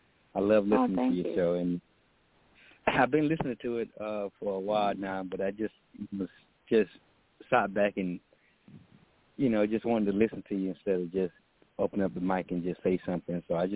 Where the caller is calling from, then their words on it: Texas, United States; I'm calling out of Texas.